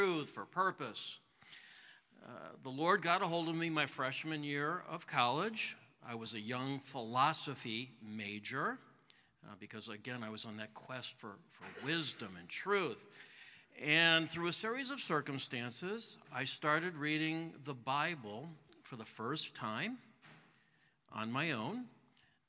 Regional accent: Chicago, Illinois, United States; grew up in the Chicago area

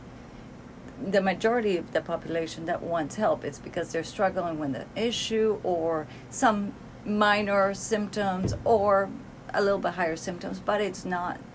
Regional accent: Cali, Valle del Cauca, Colombia; moved away as an adult; now in United States; Cali, Colombia, that's where I've lived most of my life

